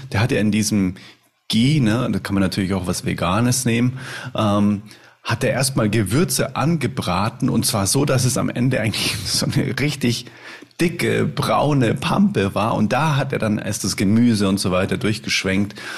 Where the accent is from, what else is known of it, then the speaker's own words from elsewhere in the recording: Munich, Bavaria, Germany; Ich komme aus München